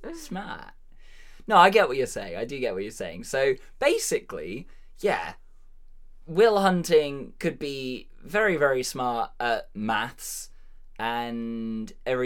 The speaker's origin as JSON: {"language": "English", "region": "Massachusetts", "country": "United States", "accent": "Boston", "said": "I am very entertained by my Boston accent."}